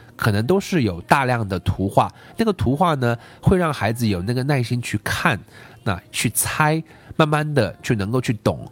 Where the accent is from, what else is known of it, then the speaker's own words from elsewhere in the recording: China; 包括我们中国这个社会